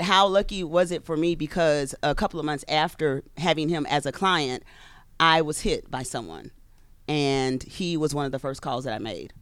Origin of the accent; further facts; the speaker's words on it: Louisiana, United States; moved away; I'm from Louisiana.